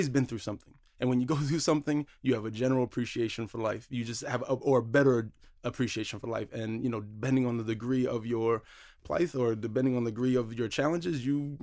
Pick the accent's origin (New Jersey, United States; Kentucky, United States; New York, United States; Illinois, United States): New Jersey, United States; Atlantic City; born or raised there; also born or lived in Las Vegas / Somerville; now in Boston, United States